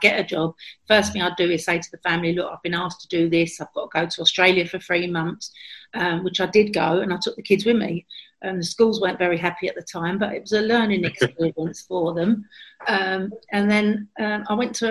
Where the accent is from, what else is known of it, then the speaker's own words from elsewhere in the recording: London, United Kingdom; I've got lots of really happy memories of growing up in Islington, where I still live. I've never lived in any other area.